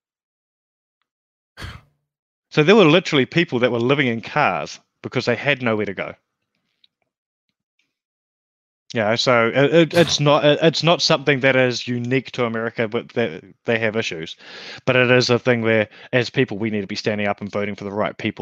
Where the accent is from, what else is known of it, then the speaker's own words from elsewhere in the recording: New Zealand; now in Australia; I come from a small country as well. I come from New Zealand, which is paradise.